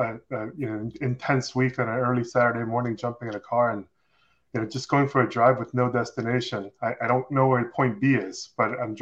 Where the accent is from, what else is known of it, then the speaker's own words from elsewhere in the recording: Seoul, South Korea; English is a second language; moved away; I grew up in South Korea in Seoul as a child